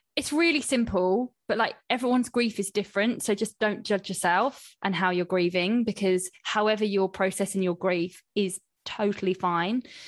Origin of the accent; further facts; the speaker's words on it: Coventry, West Midlands, United Kingdom; in Cov, like, where I'm from, there were no, like, sushi places